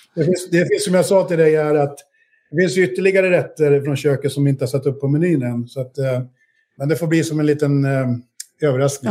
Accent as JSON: {"language": "Swedish", "country": "Sweden", "moved": "as an adult", "said": "jag har ju bott utanför Sverige i snart 25 år. Mm. Um, och, eh, men jag är trots allt ändå svensk"}